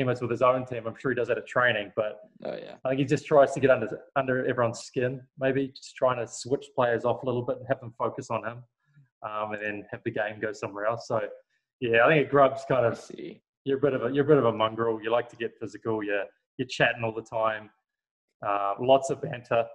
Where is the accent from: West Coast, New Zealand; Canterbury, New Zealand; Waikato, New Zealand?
Waikato, New Zealand; I'm from the Waikato area